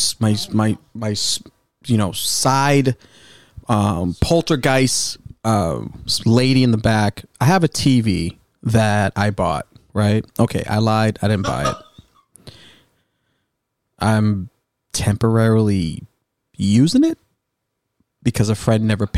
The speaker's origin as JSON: {"language": "English", "area": "North Shore, Boston", "region": "Massachusetts", "country": "United States", "said": "I'm from the North Shore. White limo. That's a North Shore Boston thing."}